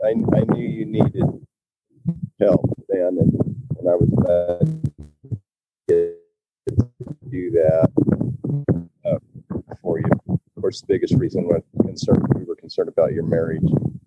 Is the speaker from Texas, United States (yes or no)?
no; Palisade, Colorado, United States; Yeah. A little town called Palisade, foot of Grand Mesa.